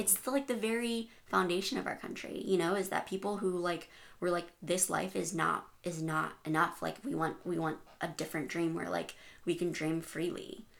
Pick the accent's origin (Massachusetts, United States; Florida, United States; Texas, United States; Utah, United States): Texas, United States; El Paso; I grew up in El Paso right next to the border of Juarez